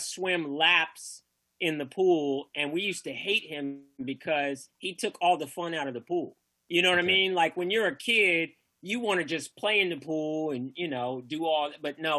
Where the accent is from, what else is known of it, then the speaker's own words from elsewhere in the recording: Northern California, United States; I grew up in Northern Cal